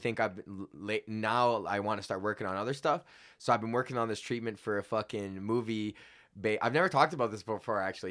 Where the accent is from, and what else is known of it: Edmonton, Alberta, Canada; born or raised there